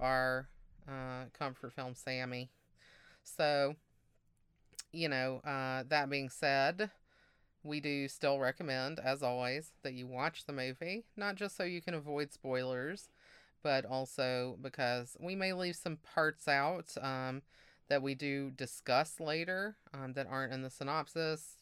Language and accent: English; Mississippi, United States; moved away; also born or lived in Massachusetts; I grew up in Mississippi